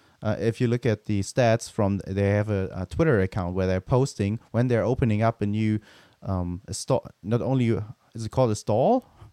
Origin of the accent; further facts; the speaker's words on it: Germany; near my hometown where I grew up, they're also building one because it's also next to the Autobahn.